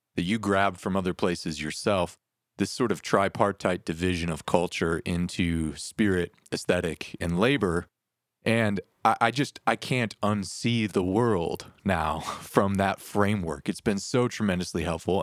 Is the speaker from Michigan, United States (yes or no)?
yes; Detroit, Michigan, United States; I grew up in Detroit